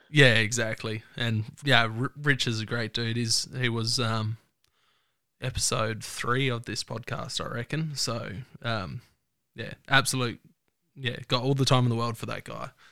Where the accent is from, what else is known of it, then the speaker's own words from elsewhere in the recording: Mount Torrens, South Australia, Australia; I grew up in Mount Torrens, so nice, nice and close.